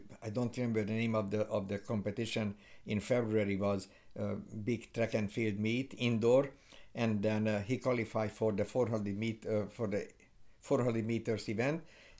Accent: Hungary; English is a second language; So when we were in Kansas, when we arrived and we had an accent, they said, oh, very nice accent. Where are you from? We are from Europe, from Hungary.

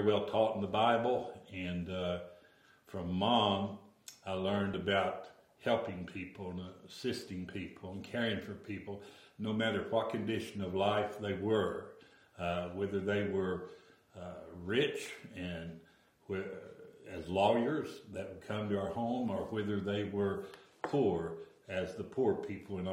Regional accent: Battletown, Kentucky, United States; now in Radcliff, United States; I was born in Battletown, Kentucky.

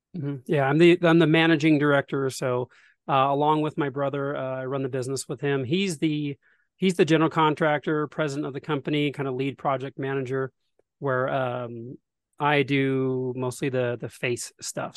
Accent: Detroit, Oregon, United States; also born or lived in Salem, Oregon / Washington / California; I was born in Salem, Oregon, um, back in nineteen eighty, uh, and most of my early life was spent in the Pacific Northwest

